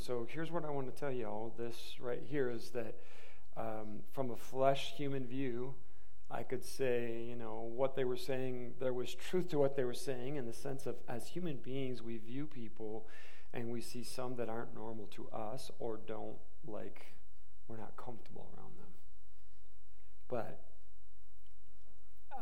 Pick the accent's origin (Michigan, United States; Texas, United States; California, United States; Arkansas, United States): Michigan, United States; moved away; I'm from Michigan